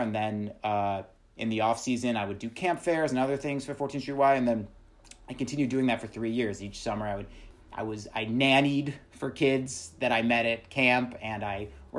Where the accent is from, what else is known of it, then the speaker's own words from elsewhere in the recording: Buffalo, New York, United States; moved away as an adult; now in New York City, United States; So I grew up in Western New York, just outside of Buffalo, New York